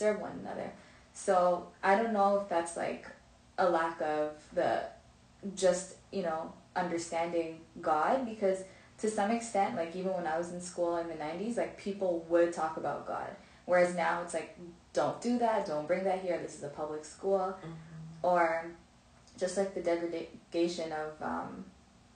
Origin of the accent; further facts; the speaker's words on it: Ontario, Canada; I grew up in Canada, in Ontario